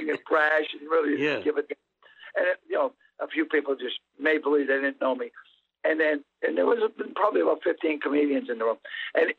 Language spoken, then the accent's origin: English; Boston, Massachusetts, United States; accent: Boston; moved away as an adult; I'm from Boston.